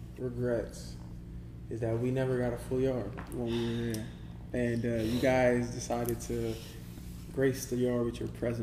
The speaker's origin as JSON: {"language": "English", "country": "United States", "tie": "born or raised there", "said": "growing up in the States"}